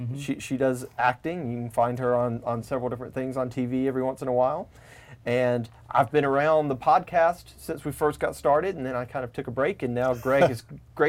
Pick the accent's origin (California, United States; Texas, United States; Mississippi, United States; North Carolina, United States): Mississippi, United States; Tupelo; I'm from Tupelo, Mississippi.